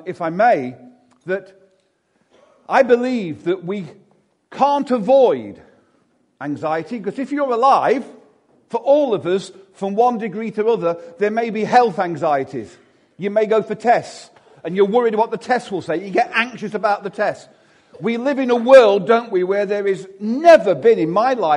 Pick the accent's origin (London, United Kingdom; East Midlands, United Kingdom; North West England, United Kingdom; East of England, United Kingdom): East Midlands, United Kingdom; Derby; I'm actually from Chaddesden